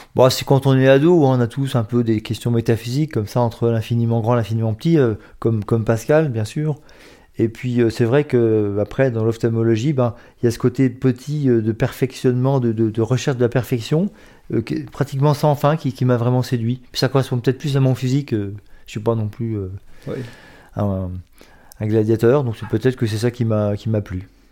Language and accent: French; Metz, Grand Est, France; je suis né à Metz en 1963